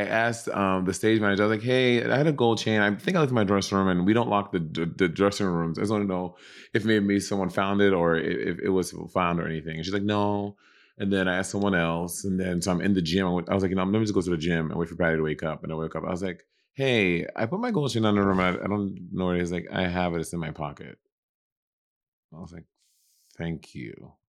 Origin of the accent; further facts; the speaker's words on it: New York City, New York, United States; also born or lived in Los Angeles; I'm from New York